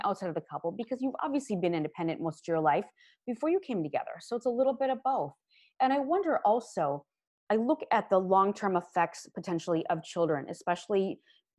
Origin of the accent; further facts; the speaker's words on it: Minnesota and Wisconsin, Midwest, United States; I grew up in Minnesota and Wisconsin, and I went to the University of Minnesota